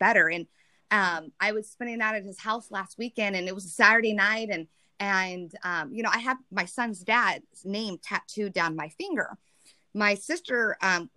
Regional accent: Deep South, United States; accent: southern; moved away; my southern accent comes out, because I lived in the south

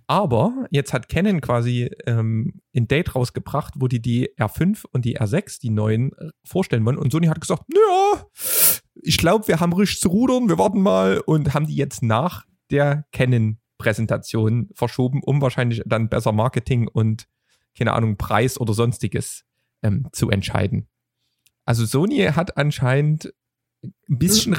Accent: Vogtland, Saxony, Germany; als Vogtländer

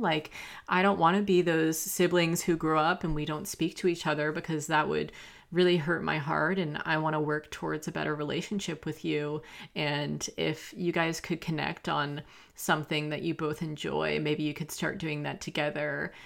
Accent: the South, United States; I grew up in the South

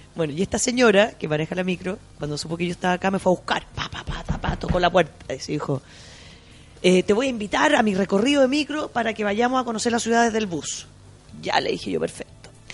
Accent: Chile; de Chile

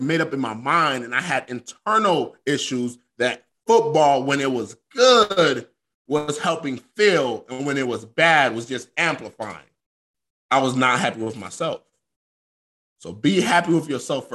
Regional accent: Florida, United States; moved away as an adult; I'm from Florida

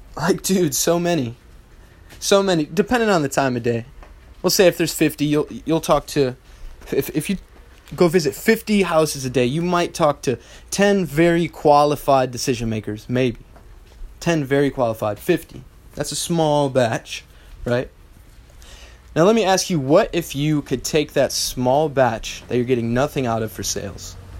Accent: United States; I'm a American bred, real life entrepreneur.

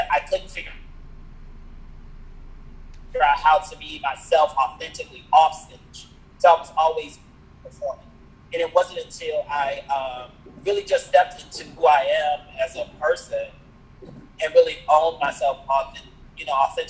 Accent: Chicago, Illinois, United States; moved away; also born or lived in New York City; I was born and raised in Chicago

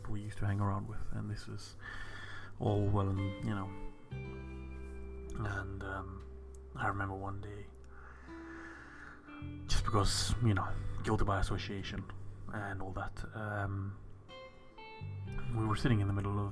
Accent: South Africa; I was from South Africa

